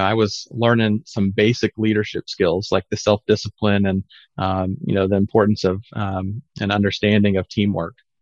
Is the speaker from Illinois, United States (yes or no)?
yes; Southern Illinois, United States; I grew up in Southern Illinois